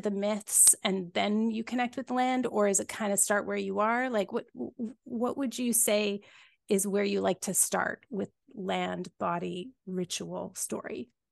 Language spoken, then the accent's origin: English; Cobble Hill, British Columbia, Canada; my grandma's house where I grew up here on Vancouver Island when I was just a little wee kid, you know, my, my first five years